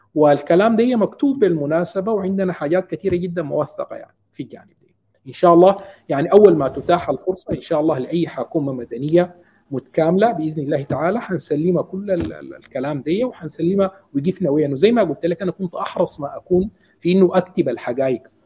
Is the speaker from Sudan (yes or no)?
yes; Sudan; now in Qatar; نحن كشعب سوداني